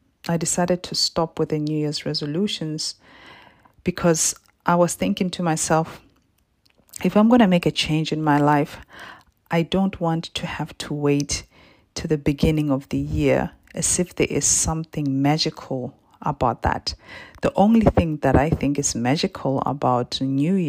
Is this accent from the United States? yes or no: no; Botswana; now in Perth, Australia; I was born and raised in Botswana in Southern Africa and currently live in Perth in Western Australia